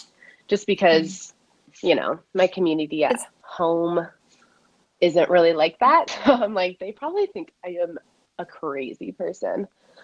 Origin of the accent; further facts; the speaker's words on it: Midwest, United States; Again, I'm from the Midwest. My parents still go to a Christian church.